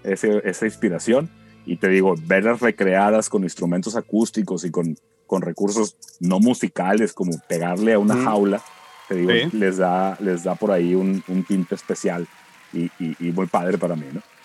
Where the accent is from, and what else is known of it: Mexico